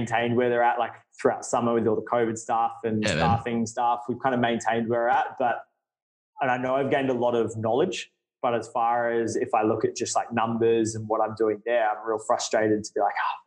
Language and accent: English; Brisbane, Queensland, Australia; now in Adelaide, Australia; I'm from Brisbane